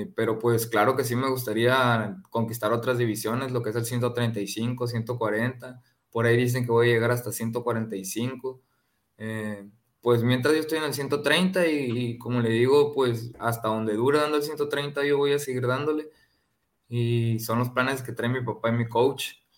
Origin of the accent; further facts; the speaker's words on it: Ciudad Obregón, Sonora, Mexico; aquí en mi tierra el próximo mes eh, aquí en Ciudad Obregón